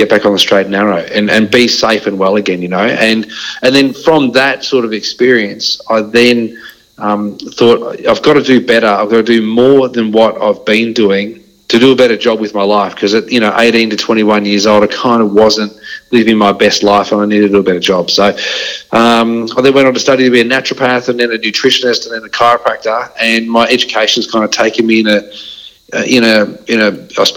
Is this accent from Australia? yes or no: yes; Dandenong, Victoria, Australia; also born or lived in Mount Gambier, South Australia / Geelong, Victoria; I grew up in Dandenong. I was there definitely living on the wrong side of the tracks for the first probably 18 years of my life